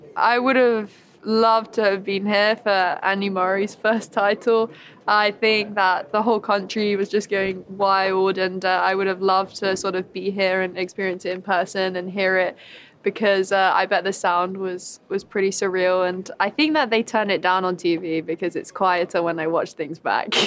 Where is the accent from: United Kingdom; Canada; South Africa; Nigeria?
United Kingdom; being British